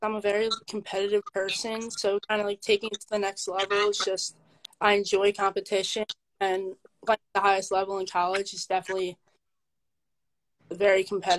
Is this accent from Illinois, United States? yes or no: no; Medford, New Jersey, United States; I'm from Medford, New Jersey, which is in the southern part of the state